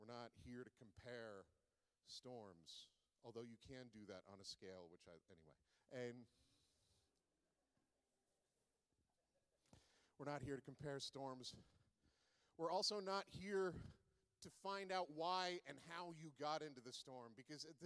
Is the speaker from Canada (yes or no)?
yes; Charlottetown, Prince Edward Island, Canada; now in Alberta, Canada; I am from Charlottetown, Prince Edward Island, and I took oceanography in grade 11